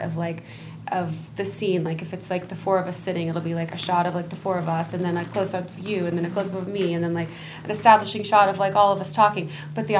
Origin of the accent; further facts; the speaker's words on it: Dallas, Texas, United States; moved away; I grew up in Dallas, like right off in North Dallas